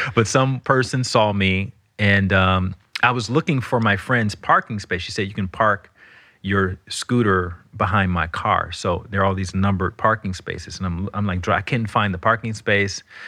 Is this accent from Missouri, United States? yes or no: no; Alabama, United States; I'm from Alabama